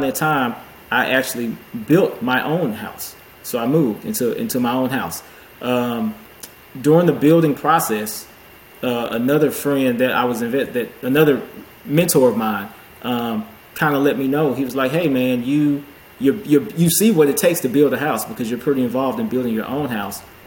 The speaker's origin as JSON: {"language": "English", "town": "Houston", "region": "Texas", "country": "United States", "tie": "born or raised there", "said": "I'm a CPA here, uh, based in Houston, born and raised in the Houston area"}